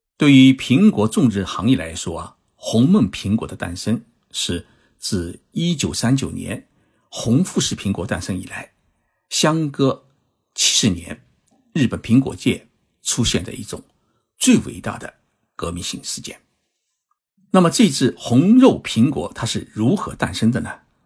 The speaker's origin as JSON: {"language": "Chinese", "region": "Zhejiang", "country": "China", "tie": "born or raised there", "moved": "yes", "said": "我的老家是在浙江，浙江呢是产橘子，就是不产苹果"}